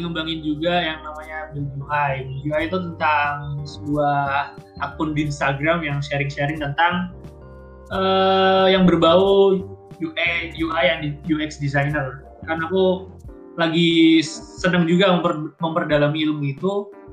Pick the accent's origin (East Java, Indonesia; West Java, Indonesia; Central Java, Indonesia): East Java, Indonesia; moved away as an adult; now in Bandung, Indonesia; aku dari Jawa Timur